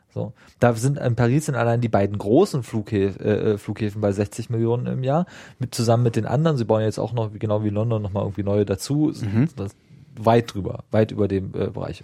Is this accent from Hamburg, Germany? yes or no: no; Dahme-Spreewald district, Spreewald part, Brandenburg, Germany; now in Berlin, Germany; ich komme übrigens aus dem Landkreis, da am ja. Spreewald, äh, nur aus dem Spreewaldteil und nicht da oben mhm. an Berlin